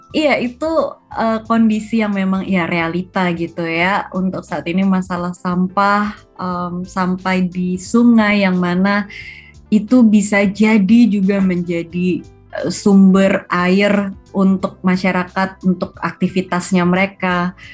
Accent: Indonesia; karena emang um, lahir besar di Indonesia dan setiap berkesempatan keluar negeri pun tetap berasa kangennya sama Indonesia

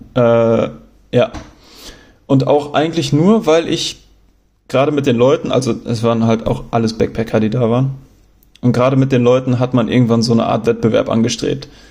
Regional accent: Germany; accent: German; meine Aussprache und, und mein deutscher Akzent

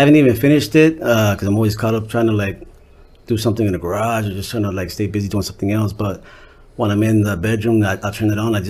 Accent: Torrance, California, United States; Well, as a kid growing up, well, my family's from Torrance, Harbor Area, HA. I was born at Torrance Memorial Hospital.

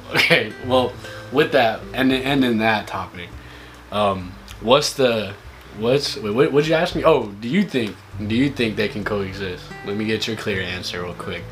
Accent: India; now in California, United States; I'm not from here, but like I was born in India

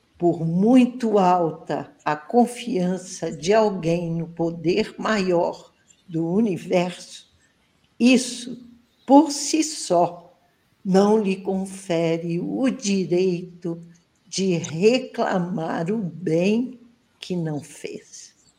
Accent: Barra Mansa, Rio de Janeiro, Brazil; Aqui curtindo esse friozinho gostoso da minha terrinha e eu quero mandar um abraço bem apertado para os ouvintes da Rádio Brasil Espírita de Barra Mansa, onde eu estou

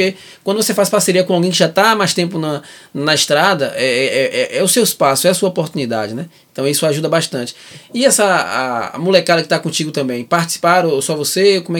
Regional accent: Salvador, Bahia, Brazil; moved away as an adult; now in Algarve, Portugal; Salvador, a maior presença de preto fora da África, do mundo, é onde mais tem racismo, é onde eu nasci

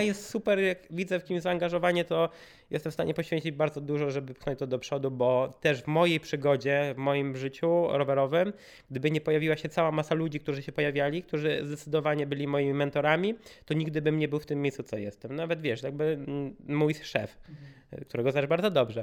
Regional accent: Warsaw, Masovian Voivodeship, Poland; wszyscy jesteśmy z Warszawy

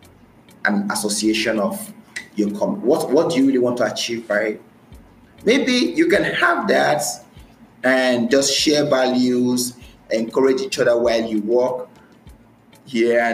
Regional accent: Nigeria; moved away as an adult; now in Saudi Arabia; I am Nigerian

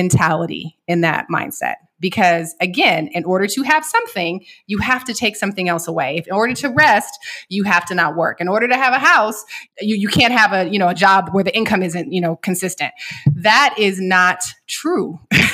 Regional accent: Seattle, Washington, United States; I'm from Seattle and we spent a lot of time on boats.

